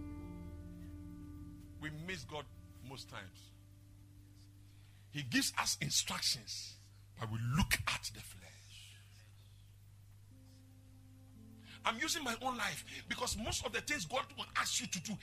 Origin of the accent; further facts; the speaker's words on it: Kumasi, Ashanti, Ghana; I was born and brought up in Asokwa residential area